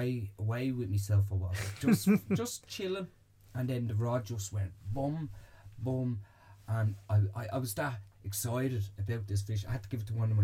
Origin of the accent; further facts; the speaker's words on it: Bray, Leinster, Ireland; I'm originally from Bray